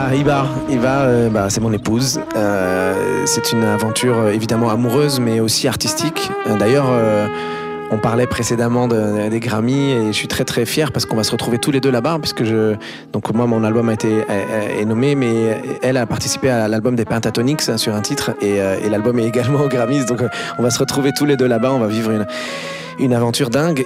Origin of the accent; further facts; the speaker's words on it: France; on est français